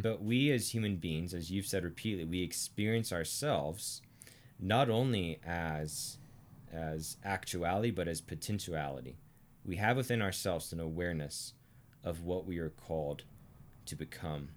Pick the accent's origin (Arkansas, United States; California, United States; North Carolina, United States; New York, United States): Arkansas, United States; I'm from Arkansas